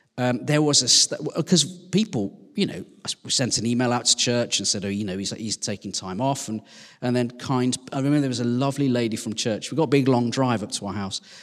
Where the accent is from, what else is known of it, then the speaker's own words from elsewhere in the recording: West Midlands, United Kingdom; now in Sheffield, United Kingdom; I'm from the West Midlands